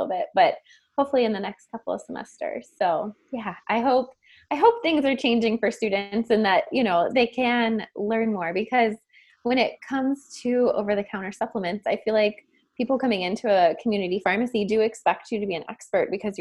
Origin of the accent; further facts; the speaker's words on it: Canton, Ohio, United States; also born or lived in Irvine, California; I grew up in Canton, Ohio